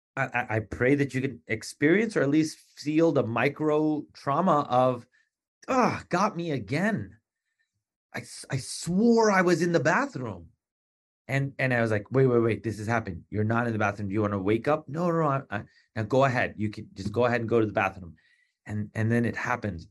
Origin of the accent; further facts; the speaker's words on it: Long Island, New York, United States; also born or lived in East Meadow, Long Island / Garden City, Long Island; in fourth grade, we moved from Hem, uh, from East Meadow, Long Island to Garden, Hempstead, Garden City